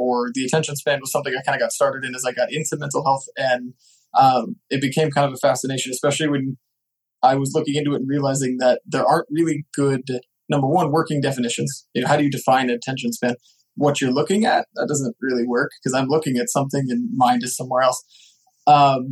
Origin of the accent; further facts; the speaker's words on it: Nebraska, United States; So I'm from Nebraska.